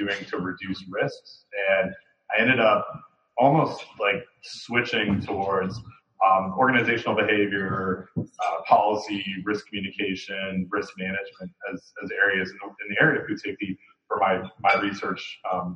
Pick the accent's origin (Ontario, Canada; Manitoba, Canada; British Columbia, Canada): Ontario, Canada; Toronto; moved away as an adult; also born or lived in Windsor, Ontario; now in Raleigh, United States; I'm from Toronto originally.